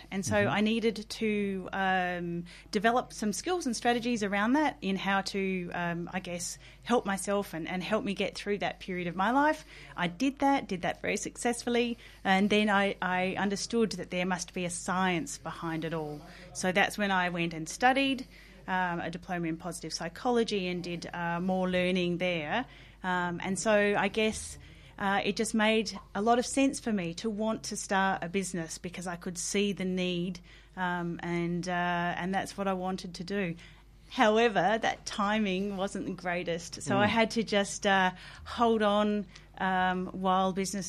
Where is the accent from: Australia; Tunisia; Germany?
Australia; Coober Pedy, South Australia; I spent the first 13 years of my life growing up in the outback town.